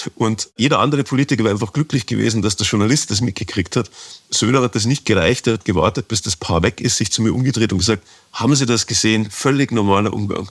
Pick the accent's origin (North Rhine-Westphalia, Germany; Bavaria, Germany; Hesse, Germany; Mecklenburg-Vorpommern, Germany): Bavaria, Germany; Ingolstadt; moved away as an adult; also born or lived in Stuttgart; now in Munich, Germany; meiner Heimatstadt Ingolstadt